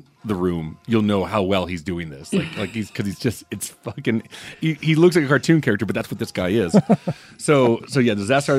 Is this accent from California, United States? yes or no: no; Baton Rouge, Louisiana, United States; I'm from Baton Rouge.